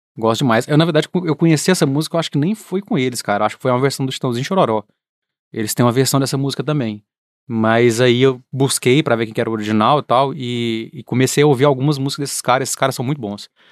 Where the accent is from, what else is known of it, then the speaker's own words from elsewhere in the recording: central-west Minas Gerais, Brazil; moved away; a gente é do centro-oeste de Minas